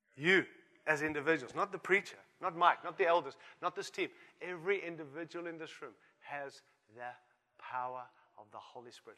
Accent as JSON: {"language": "English", "country": "Australia", "said": "I'm an Aussie too."}